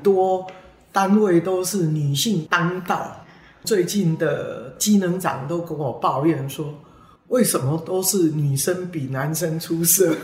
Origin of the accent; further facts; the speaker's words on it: Taiwan; 身为一个台湾人